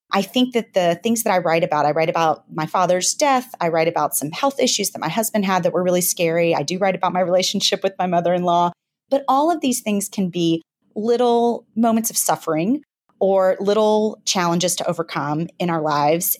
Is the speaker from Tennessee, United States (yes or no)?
yes; Memphis, Tennessee, United States; moved away as an adult; now in New York City, United States; I grew up in Memphis, Tennessee